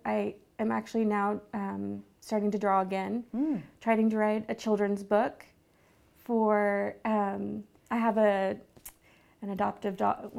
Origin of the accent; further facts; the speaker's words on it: Tulsa, Oklahoma, United States; moved away as an adult; also born or lived in Texas; now in San Sebastian, Spain; So, I was born in Texas, and I was reared here in Tulsa.